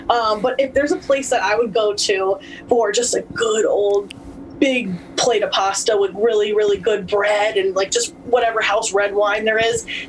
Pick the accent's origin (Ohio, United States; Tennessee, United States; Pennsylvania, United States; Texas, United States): Pennsylvania, United States; Pittston; And now I'm from Scranton. Like I always say Scranton as like a more broadened term